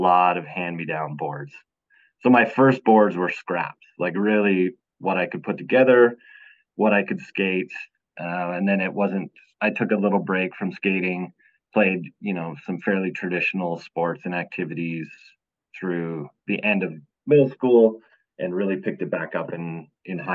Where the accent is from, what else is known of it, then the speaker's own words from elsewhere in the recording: Alberta, Canada; I'm born and raised up in Alberta, Canada